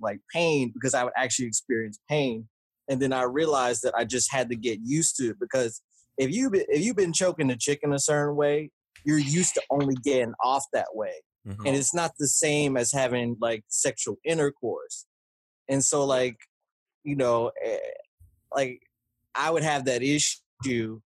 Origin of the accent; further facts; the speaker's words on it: Alabama, United States; I grew up in Alabama most of my life